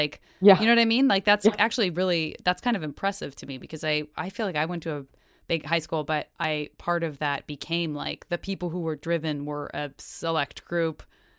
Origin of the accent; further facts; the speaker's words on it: Arizona, United States; I'm from Arizona.